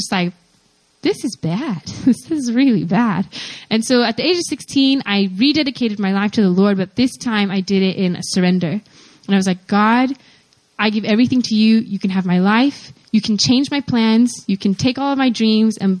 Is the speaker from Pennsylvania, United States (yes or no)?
yes; Pennsylvania, United States; also born or lived in Atlanta, Georgia, United States; I am from Pennsylvania in the United States, but I grew up in Atlanta, Georgia until I was 9 years old